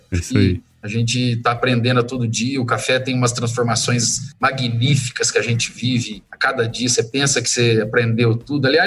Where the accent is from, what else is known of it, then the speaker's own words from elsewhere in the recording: Brazil; eu sou suspeito de falar que sou brasileiro, assim, corre, meu sangue